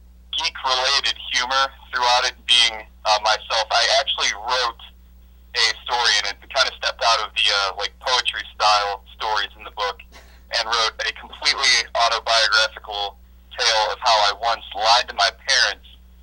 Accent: North Olmsted, Ohio, United States; Yeah, I'm from North Olmsted originally, which is the other side of Cleveland, but kind of similar thing.

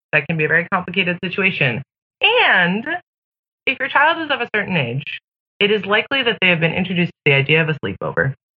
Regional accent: Pacific Northwest, United States; I grew up in the Pacific Northwest in the 90s

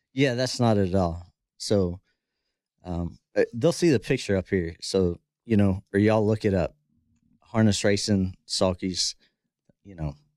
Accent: Dillsburg, Pennsylvania, United States; moved away as an adult; also born or lived in Florida; now in Texas, United States; I grew up in South Central Pennsylvania

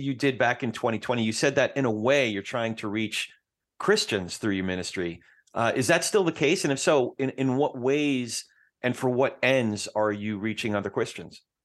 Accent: New Jersey, United States; I'm from Jersey, so we don't cuss, we curse

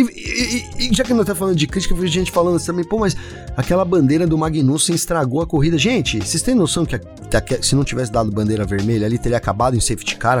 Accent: Brazil; eu sou brasileiro

